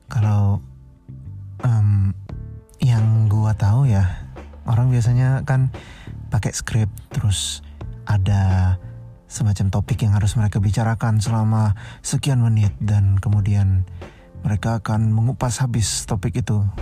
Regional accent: Banjarmasin, South Kalimantan, Indonesia; gue lahir dan besar gue di Banjarmasin

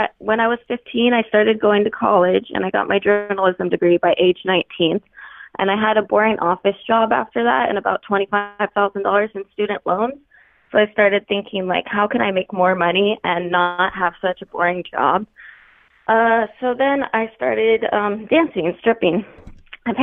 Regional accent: Hawaii, United States; I'm from Hawaii, so I was on a different island

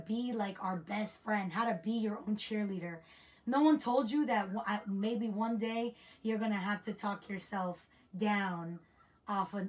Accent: United States; our generation that we grew up in America

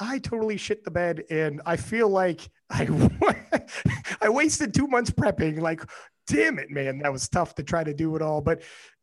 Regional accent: Canada; as a Canadian

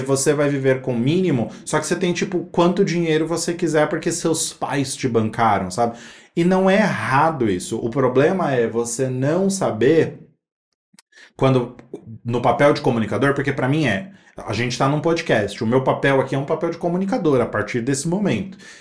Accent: São Paulo, Brazil; Eu vim da Zona Leste de São Paulo

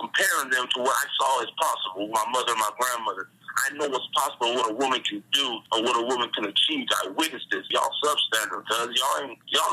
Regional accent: Long Beach, California, United States; now in Las Vegas, United States; I come from Long Beach, California. I live on the north side, the west side, and the east side, but I'm from the east side

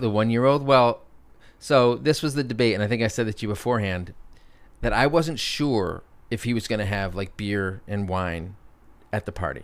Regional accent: Connecticut, United States; now in Brooklyn, United States; my hometown of Connecticut

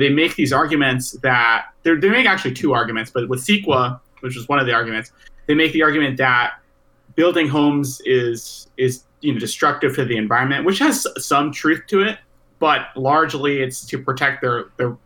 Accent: California, United States; Growing up in California, we had spare the air days every once in a while

